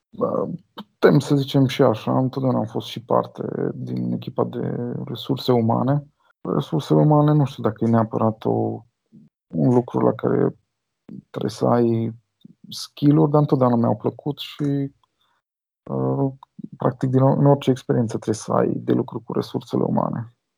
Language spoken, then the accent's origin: Romanian; Cluj-Napoca, Cluj County, Romania; Eu sunt din Cluj și am fost la liceul de informatică